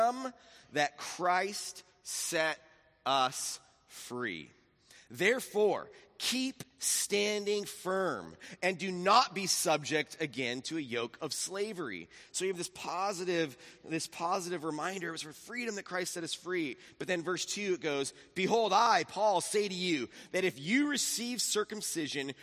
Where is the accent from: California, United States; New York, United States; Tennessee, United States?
California, United States; Laguna Beach; I grew up in Laguna Beach, then we moved to Capo Beach, so all the cities I lived in had the word beach in them